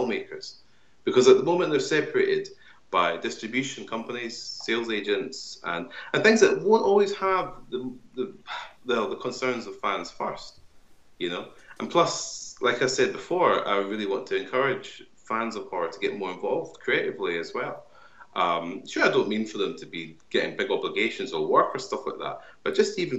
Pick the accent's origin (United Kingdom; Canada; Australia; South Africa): United Kingdom; Kirkcaldy, Scotland; my hometown of Kirkcaldy in Fife